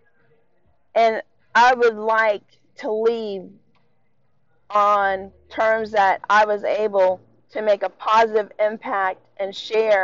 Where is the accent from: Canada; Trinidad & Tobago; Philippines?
Philippines; now in United States; I was born on American soils in the Philippines